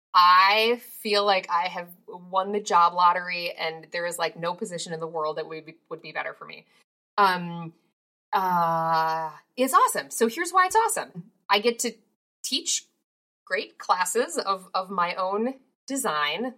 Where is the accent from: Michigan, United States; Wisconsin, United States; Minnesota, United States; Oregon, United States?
Minnesota, United States; I grew up in Minnesota